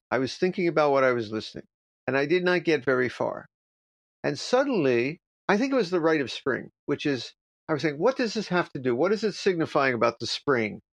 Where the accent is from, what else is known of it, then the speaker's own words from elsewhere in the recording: United States; I'm from America